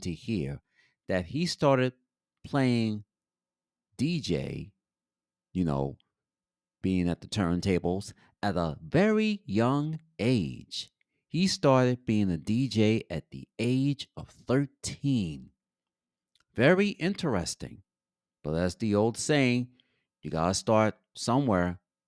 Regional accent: New York City, New York, United States; also born or lived in Bronx; I'm originally from the village of Harlem, USA. So I've been moved to the Bronx in 1969

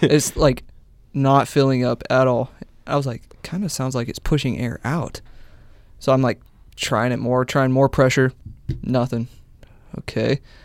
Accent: Beatrice, Nebraska, United States; moved away; I'm from Beatrice.

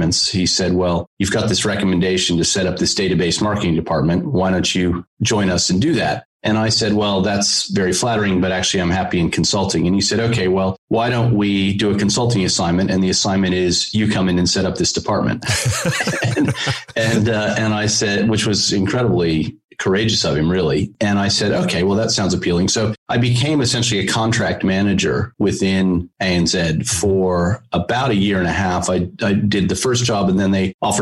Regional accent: Connecticut, United States; moved away as an adult; also born or lived in New York; now in Australia; I was born in New York and grew up in Connecticut.

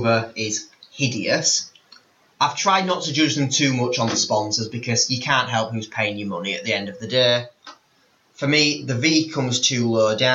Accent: Yorkshire and the Humber, United Kingdom; I'm from Yorkshire.

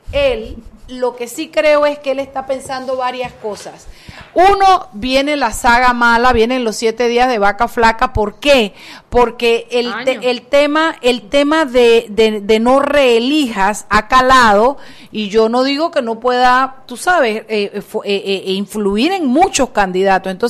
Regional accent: Panama; como un panameño que tenga dos dedos de frente y un real de autoestima puede sentirse

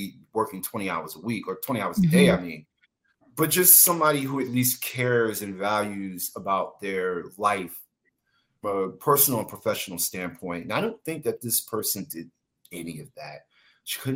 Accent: New York, United States; moved away; I'm from New York

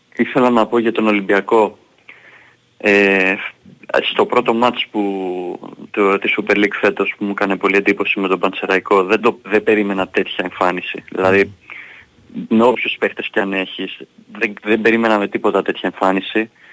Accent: Greece; είμαστε Έλληνες

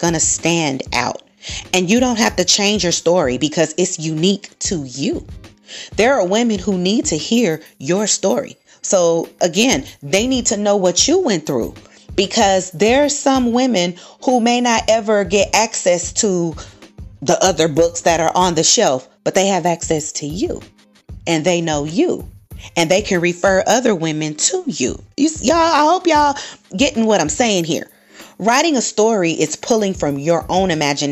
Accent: California, United States; now in Texas, United States; I'm originally from California

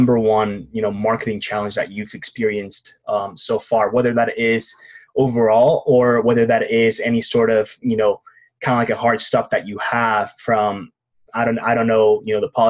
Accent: Mexico; I'm actually from Mexico

